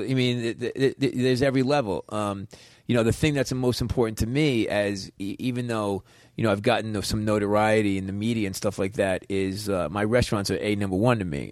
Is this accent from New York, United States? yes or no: yes; New York, United States; I'm a New Yorker